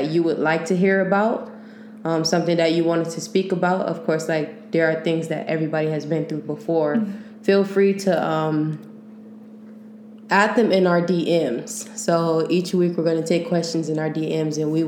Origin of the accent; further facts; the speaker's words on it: Long Beach, California, United States; now in San Francisco Bay Area, United States; I'm originally from Long Beach, but I moved down to the Bay for a little